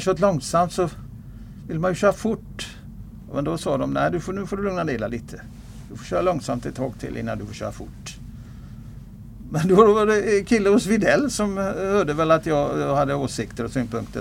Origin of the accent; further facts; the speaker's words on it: Gothenburg, Västra Götaland, Sweden; also born or lived in Kungsbacka / Älvsåker; now in Mölndal, Sweden; Så att jag är född i eh, östra Göteborg och uppväxt i norra Göteborg, nordöstra Göteborg, Kviberg, Kotterhåla